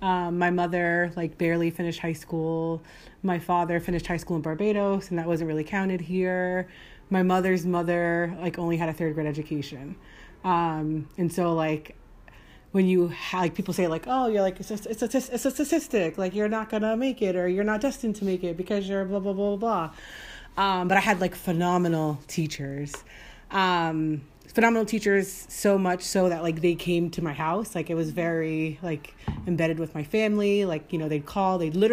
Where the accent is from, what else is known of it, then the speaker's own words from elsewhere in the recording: Brooklyn, New York, United States; I'm originally from Brooklyn, New York